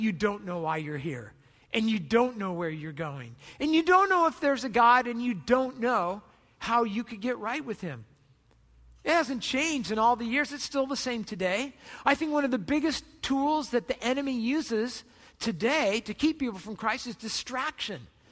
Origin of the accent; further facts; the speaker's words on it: Southern California, United States; I grew up in Southern California